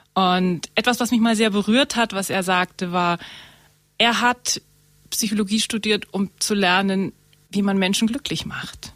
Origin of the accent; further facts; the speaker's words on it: Murnau, Bavaria, Germany; also born or lived in Munich; Ich komme aus Murnau.